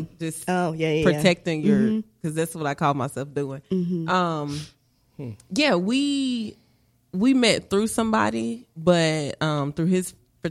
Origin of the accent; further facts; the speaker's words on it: Mississippi, United States; moved away as an adult; now in Indiana, United States; I am originally from the Magnolia State, Mississippi.